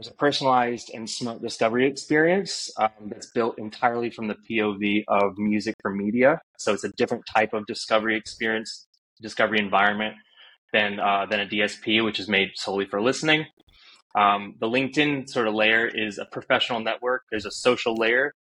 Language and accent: English; Northeast, United States; also born or lived in New York; I grew up in the Northeast